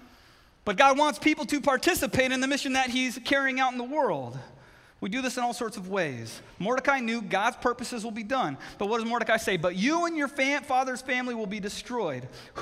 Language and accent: English; Southern California, United States; now in Connecticut, United States; I grew up in Southern California